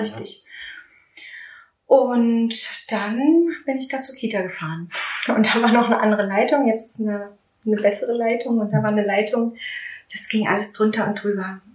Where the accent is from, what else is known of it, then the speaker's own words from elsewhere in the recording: Strausberg, Brandenburg, Germany; moved away as an adult; also born or lived in Berlin; ich komme ja aus Strausberg, ich mhm. bin ja eine gebürtige Strausbergerin